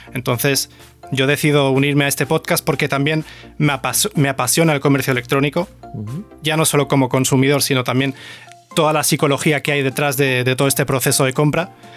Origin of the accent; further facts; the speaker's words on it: Córdoba, Andalusia, Spain; accent: cordobés; also born or lived in Germany; soy cordobés